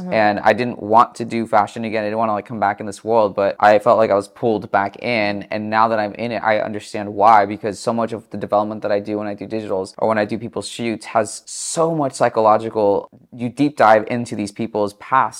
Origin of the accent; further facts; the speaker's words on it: Chino Hills, California, United States; now in Los Angeles, United States; I grew up in Chino Hills in the suburbs, so I've been in California and Southern California my entire life